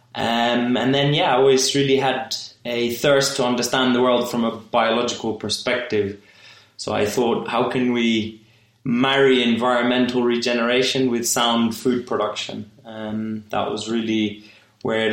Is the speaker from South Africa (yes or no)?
no; Kenya; I was born in Kenya and I only spent a couple of years abroad during my degree and really wanted to come back to Kenya.